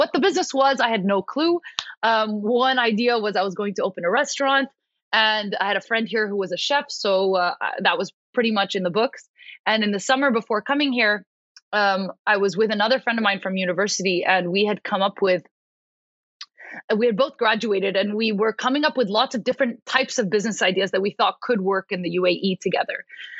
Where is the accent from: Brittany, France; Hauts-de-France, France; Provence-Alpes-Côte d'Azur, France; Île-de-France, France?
Île-de-France, France; Paris; I was born and raised in Paris. So essentially, as an Arab American, grew up in Paris, very third culture kid